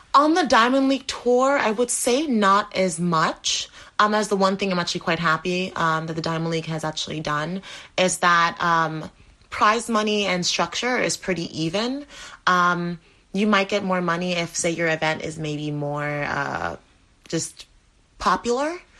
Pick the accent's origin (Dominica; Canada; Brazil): Dominica; I was born in the Caribbean, Dominica